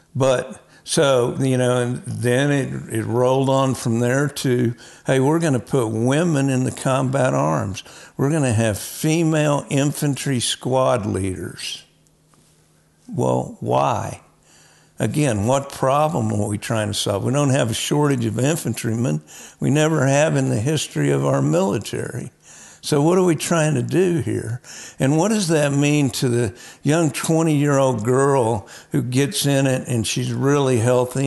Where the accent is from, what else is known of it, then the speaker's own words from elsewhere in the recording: Oklahoma, United States; I was raised in Oklahoma